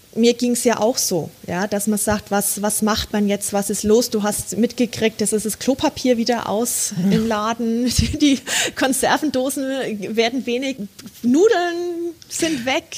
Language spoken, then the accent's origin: German; Bad Windsheim, Bavaria, Germany; also born or lived in El Paso, United States; Ich, ich liebe meine Heimat, ich liebe Franken, ich mhm. liebe Bad Windsheim.